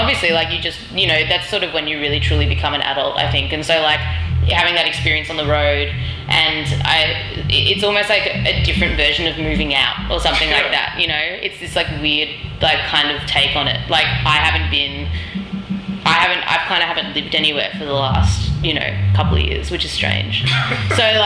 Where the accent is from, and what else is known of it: Australia